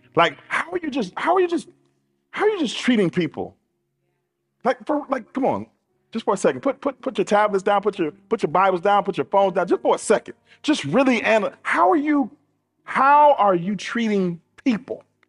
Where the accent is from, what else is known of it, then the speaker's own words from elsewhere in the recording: United States; we're American, and so we're used to consumerism